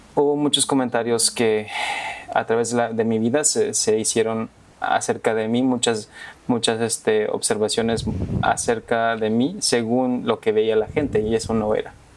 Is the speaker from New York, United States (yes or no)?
yes; New York, United States; also born or lived in Mexico; Sí, nací en México y me, mudé a Nueva York como a eso del casi tres años.